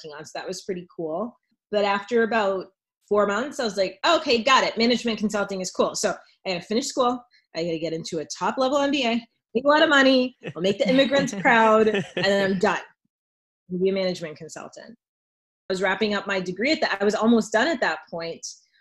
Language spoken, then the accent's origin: English; Lawrence, Massachusetts, United States; I care deeply about my community. I'm from Lawrence